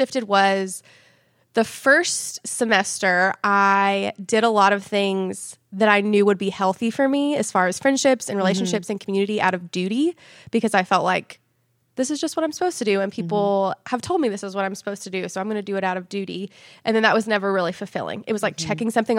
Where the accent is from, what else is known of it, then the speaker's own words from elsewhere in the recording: Nashville, Tennessee, United States; now in Knoxville, United States; my husband and I just moved here to Knoxville from Nashville. We're originally from Nashville.